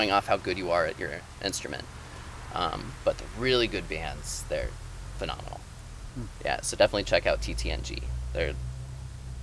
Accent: Boulder, Colorado, United States; moved away as an adult; also born or lived in Golden, Colorado / Chile / Munich, Germany; now in Maine, United States; lived in Boulder for most of my time.

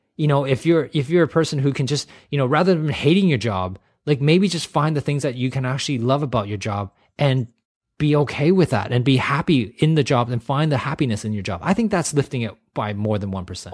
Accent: Canada; I grew up in Canada

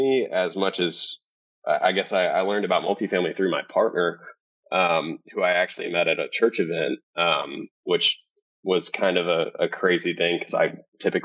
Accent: Cedar Hill, Texas, United States; I grew up in Cedar Hill, Texas

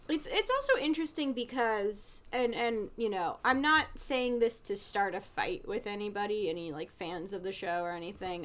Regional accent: New Jersey, United States; somebody who grew up in the area because I come from North Jersey

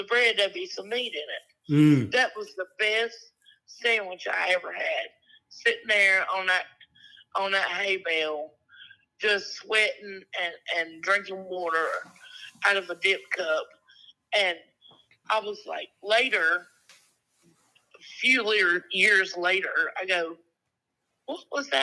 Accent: Rockingham, North Carolina, United States; I'm from Rockingham and Hamlet, North Carolina, which is about 1.8 miles from South Carolina. Real south.

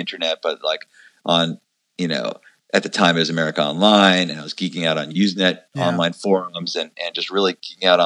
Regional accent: Long Island, New York, United States; I grew up in New York. I'm from Long Island originally.

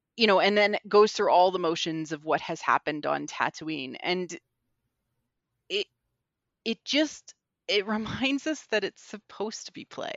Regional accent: Canada; growing up in Canada means, like, I would have four feet of snow regularly

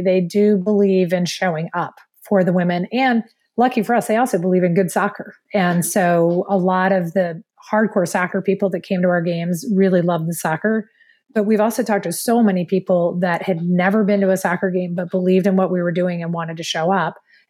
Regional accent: Maryland, United States; now in Saint Paul, United States; we're both from Maryland.

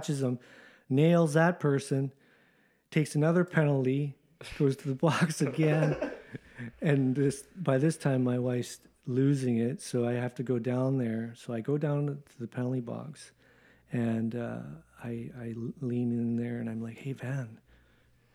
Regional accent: Canada; moved away as an adult; also born or lived in Japan; I was brought up in Canada playing hockey

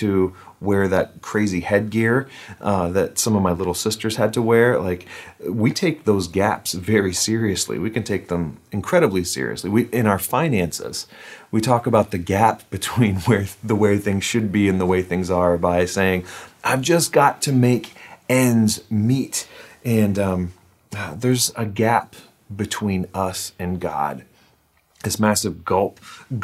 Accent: United States; I'm an American

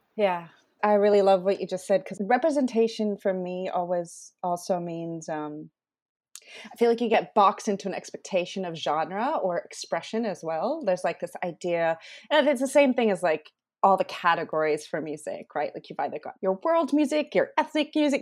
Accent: Taiwan; moved away as an adult; also born or lived in Sydney, Australia; now in Australia; I grew up in Taiwan, Indian background

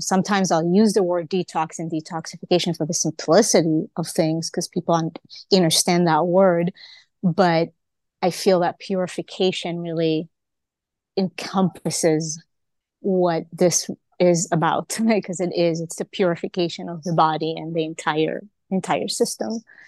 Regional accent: Israel; moved away; also born or lived in Hawaii; I was born in Israel

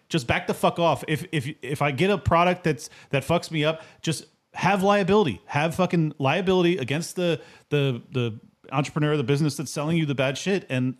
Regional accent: San Diego, California, United States; I was from San Diego. That's where it came from.

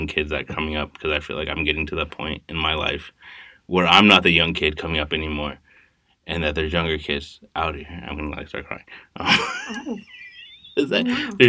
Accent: Texas, United States; I'm from Texas

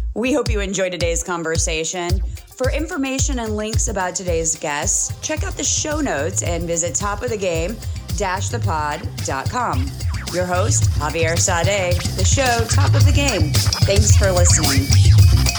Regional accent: Washington, District of Columbia, United States; also born or lived in South Hempstead, Long Island, New York / Bedford-Stuyvesant, Brooklyn, New York; most mm-hmm. of my growing up was in Washington D.C.

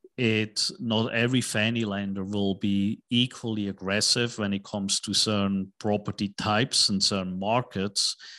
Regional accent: Switzerland; moved away as an adult; also born or lived in New York / Tokyo / Hong Kong; now in Dallas, United States; I was born in Switzerland, went to school in Switzerland

